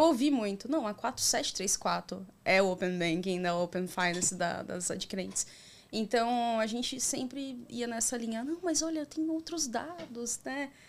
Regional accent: Itapevi, São Paulo, Brazil; also born or lived in Carapicuíba; eu sou nascida aqui em Carapicuíba, na região metropolitana de São Paulo, cresci em Itapevi

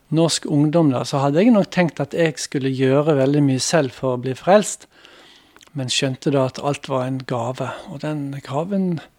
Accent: Randaberg, Rogaland, Norway; also born or lived in Bremanger, Vestland (born / 'nordfjording') / Bergen; now in Chad; jeg hadde en oppvekst også på Randaberg utenfor Stavanger

